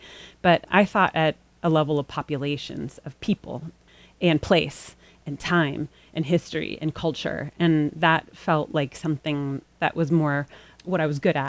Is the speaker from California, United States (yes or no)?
yes; Los Angeles, California, United States; moved away; I grew up in Los Angeles